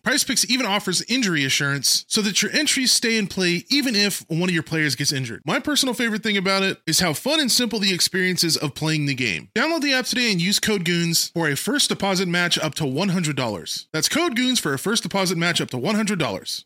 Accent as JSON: {"language": "English", "country": "United States"}